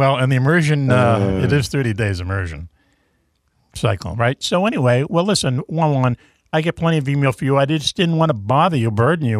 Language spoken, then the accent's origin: English; Boston, Massachusetts, United States; I grew up in Dorchester.